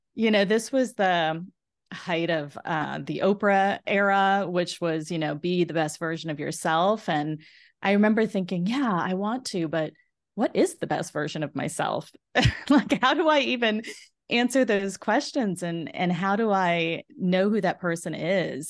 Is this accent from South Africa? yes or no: no; South Florida, United States; moved away as an adult; also born or lived in Indiana; I grew up in South Florida